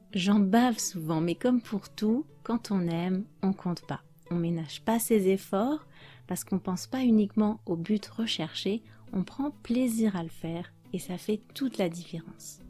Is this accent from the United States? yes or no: no; France; je suis française